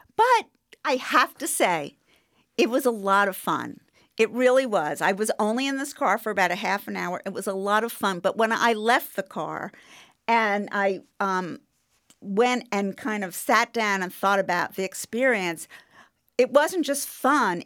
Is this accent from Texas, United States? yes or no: no; New York, United States; I'm a New Yorker